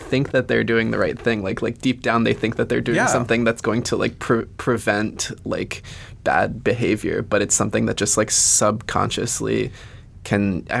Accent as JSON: {"language": "English", "region": "the South", "country": "United States", "tie": "born or raised there", "said": "I grew up in the South."}